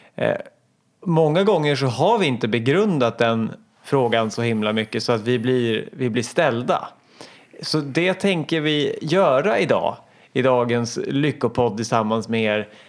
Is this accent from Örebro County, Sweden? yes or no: yes; Hallsberg, Örebro County, Sweden; jag är åtta år, jag kommer från Hallsberg